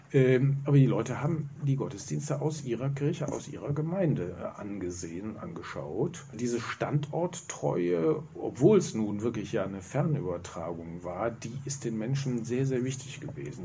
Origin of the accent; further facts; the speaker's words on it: Remscheid, North Rhine-Westphalia, Germany; als gebürtiger Remscheider, nicht vom Hasten. Ich stamme oben vom neuen Haus Hohenhagen